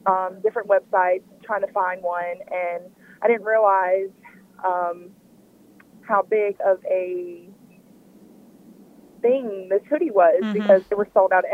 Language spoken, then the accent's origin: English; Louisiana, United States; also born or lived in Mississippi; I was born in Louisiana myself